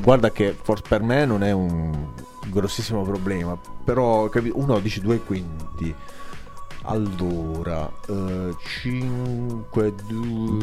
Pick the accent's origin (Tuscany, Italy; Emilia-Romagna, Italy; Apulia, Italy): Apulia, Italy; Altamura; io sono di Altamura, ecco perché parlo ah. in questa maniera